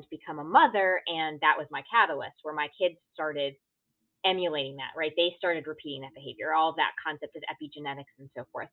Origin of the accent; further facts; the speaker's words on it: Connecticut, United States; grew up in a small town in Connecticut. So, you know, growing up as an Indian girl in a predominantly white town